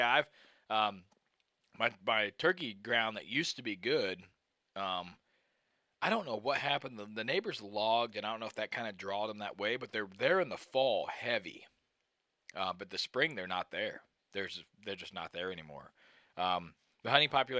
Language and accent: English; Missouri, United States; moved away; I grew up in Missouri